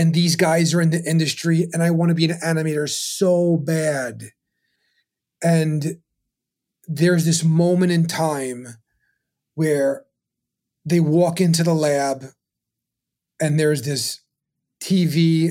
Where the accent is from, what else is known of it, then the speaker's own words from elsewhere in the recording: New York City, New York, United States; I was born in Brooklyn